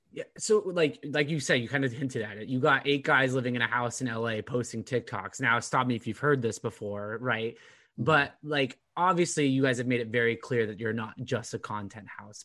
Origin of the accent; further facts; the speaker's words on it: Orange County, California, United States; now in Boston, United States; I grew up in Orange County, I thought everything there was slower pace